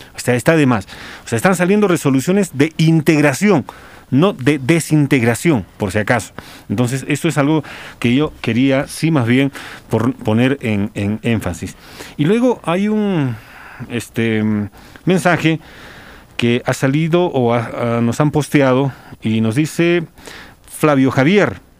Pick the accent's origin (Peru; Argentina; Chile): Peru; Yo soy peruano y yo no voy a dejar de ser peruano